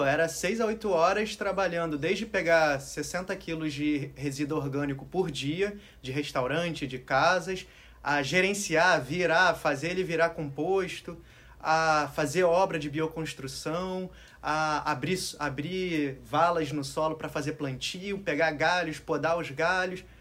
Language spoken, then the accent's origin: Portuguese; Rio de Janeiro, Brazil; moved away; Eu, apesar de viver no Rio, nascer no Rio, eu nasci e vivia no Alto da Boa Vista, em uma casa com um jardim gigante